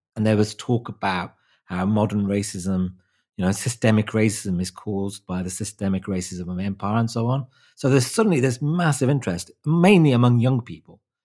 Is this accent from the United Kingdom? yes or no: yes; Wolverhampton, West Midlands, United Kingdom; my hometown, Wolverhampton